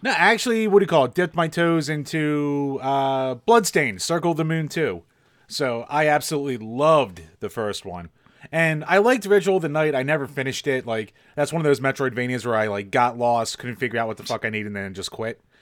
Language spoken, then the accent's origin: English; Pennsylvania, United States